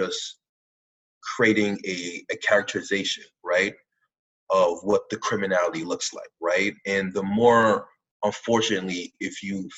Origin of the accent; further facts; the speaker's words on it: New York City, New York, United States; growing up in New York at this time